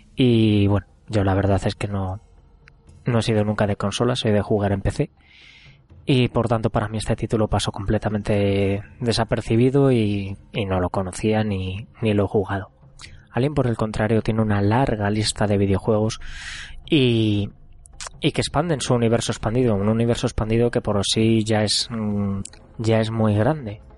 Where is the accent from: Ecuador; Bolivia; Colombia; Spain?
Spain; Zamora, Castile and León; Yo soy de Zamora y en Zamora básicamente teníamos dos sitios en el que jugar a máquinas recreativas